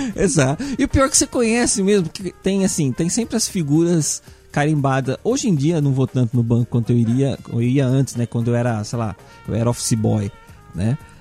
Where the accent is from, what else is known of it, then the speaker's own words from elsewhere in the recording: São Paulo, Brazil; como bom paulista